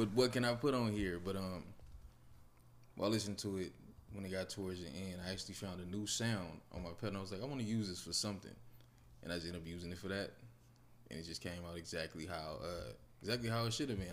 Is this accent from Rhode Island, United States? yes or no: no; Los Angeles, California, United States; moved away; I'm originally from California, raised in Watts.